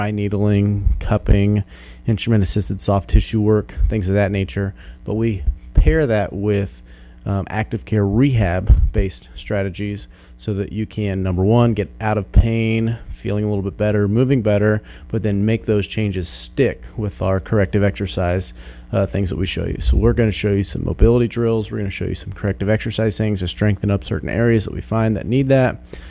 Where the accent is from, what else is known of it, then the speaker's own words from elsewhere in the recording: Salina, Kansas, United States; I'm actually originally from Salina. Played baseball, football, basketball in high school.